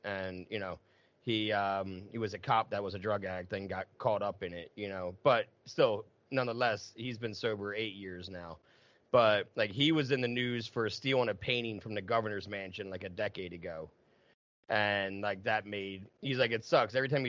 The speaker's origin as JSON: {"language": "English", "region": "New Jersey", "country": "United States", "also_born_or_lived": "Philadelphia / Massachusetts / North Carolina / California", "moved": "as an adult", "lives_now": "Bloomsburg, United States", "said": "I moved 30 times in 15 years. And Massachusetts, North Carolina, South Jersey is where I'm from, you know, and now Pennsylvania, Lancaster County. Now I'm up in Bloomsburg in the middle of nowhere."}